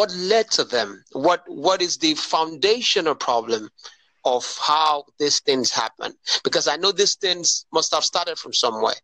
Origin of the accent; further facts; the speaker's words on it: Nigeria; I'm from Nigeria.